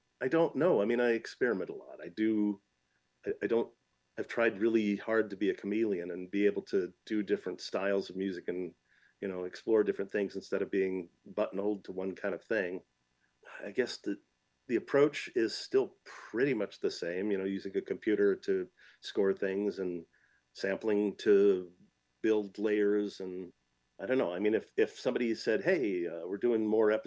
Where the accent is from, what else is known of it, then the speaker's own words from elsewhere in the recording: Michigan, United States; I grew up in Michigan, so it's nearly Canadian